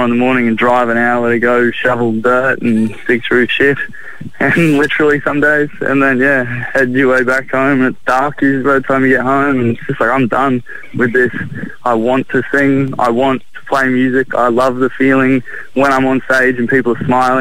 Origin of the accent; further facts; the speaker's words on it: Ipswich, Queensland, Australia; now in Brisbane, Australia; I grew up mostly in Ipswich